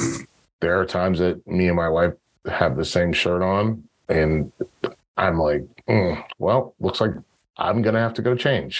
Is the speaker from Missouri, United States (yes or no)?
yes; Hayti, Missouri, United States; I'm from Hayti.